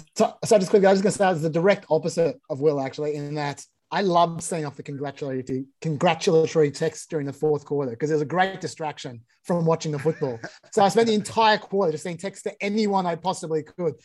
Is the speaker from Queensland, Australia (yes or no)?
no; Sydney, New South Wales, Australia; I'm from Sydney